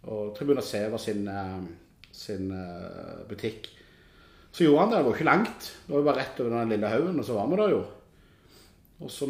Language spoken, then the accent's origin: Norwegian; Norway; Det dummeste er jo at de spør jo gjerne hvor er du fra. Så er vi dumme som sier vi er nordmenn.